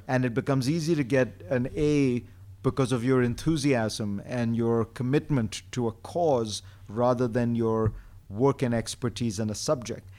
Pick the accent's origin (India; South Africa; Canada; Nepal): India; moved away; when I grew up in India, there was no television until I was ten years old.